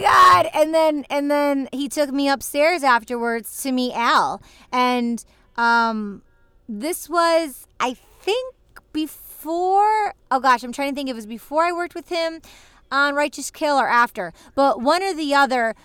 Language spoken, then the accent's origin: English; Michigan, United States; moved away as an adult; also born or lived in Los Angeles / New York City; now in Los Angeles / New York City, United States; I'm visiting my family um, where I grew up in Michigan